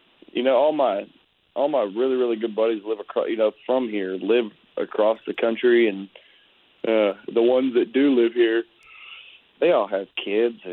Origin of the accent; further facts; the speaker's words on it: Conroe, Texas, United States; moved away as an adult; also born or lived in Austin / Nashville; I'm in my hometown of Conroe, Texas.